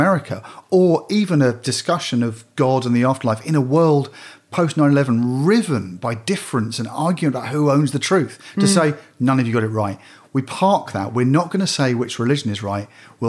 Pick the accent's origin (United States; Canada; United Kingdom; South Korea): United Kingdom; as a British person.